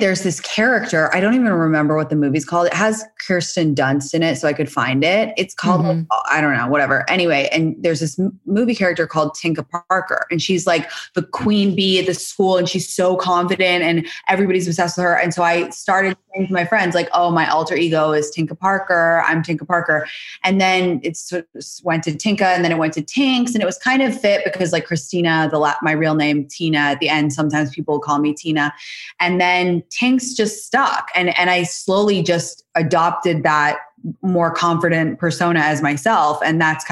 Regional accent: London, United Kingdom; moved away as an adult; now in United States; I am 30 years old. I'm from London, England.

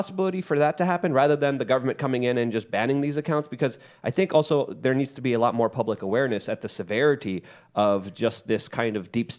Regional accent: Poland; Lauren, if I could just ask you, because I grew up in Poland during communism.

